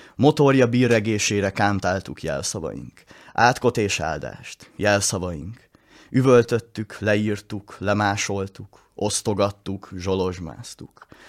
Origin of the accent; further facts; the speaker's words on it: Hungary; el leszek szakítva a szülőföldemtől